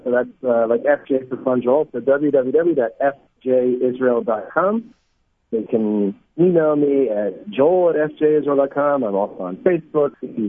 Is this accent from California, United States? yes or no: no; Livingston, New Jersey, United States; moved away as an adult; also born or lived in New York / Los Angeles; now in Israel; So I grew up in New Jersey, Livingston, and I lived in New York for many, many good years. But I also then moved to LA for 5 years, and I made Aliyah from Los Angeles.